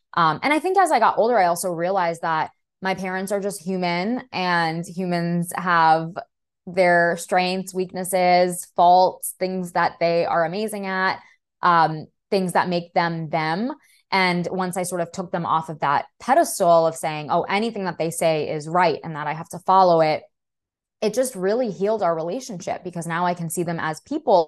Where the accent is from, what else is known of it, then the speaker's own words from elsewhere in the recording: New York City, New York, United States; first language Russian; English is a second language; I was born and raised in Brooklyn.